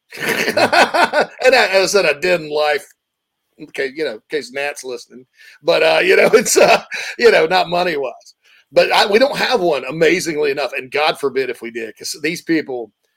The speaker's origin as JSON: {"language": "English", "region": "the South", "country": "United States", "moved": "yes", "said": "I'm from the South"}